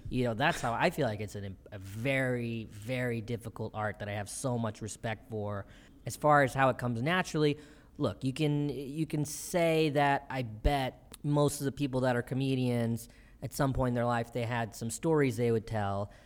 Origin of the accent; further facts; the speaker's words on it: Bennettsville, South Carolina, United States; also born or lived in Columbia, South Carolina; I was born in Columbia, South Carolina, and I was raised mostly in the town of Bennettsville, South Carolina, where I moved when I was about two